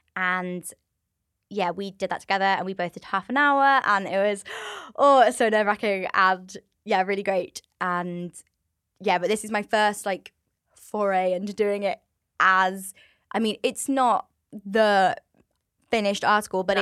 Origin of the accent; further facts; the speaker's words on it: Swindon, South West England, United Kingdom; moved away as an adult; now in North Wales, United Kingdom; I'm from Swindon, so from the southwest of England.